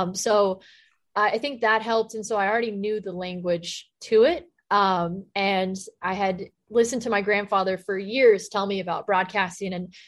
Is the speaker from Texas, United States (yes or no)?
yes; Texas, United States; You know, I grew up in Texas. So in elementary school, I was the only girl at recess playing football with the boys.